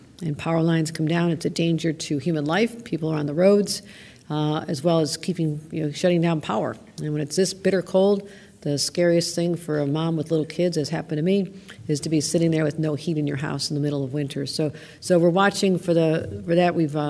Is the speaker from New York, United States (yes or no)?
yes; Buffalo, New York, United States; born or raised there